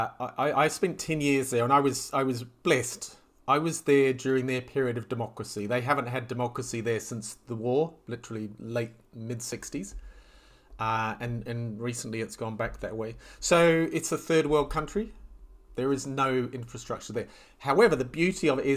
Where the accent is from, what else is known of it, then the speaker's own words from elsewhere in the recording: New Zealand; moved away as an adult; also born or lived in Mediterranean / Southeast Asia; I grew up in New Zealand, and I could sail before I could walk.